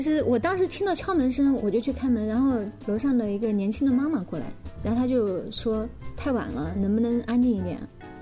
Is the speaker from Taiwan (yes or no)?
no; China; 觉得我们是中国人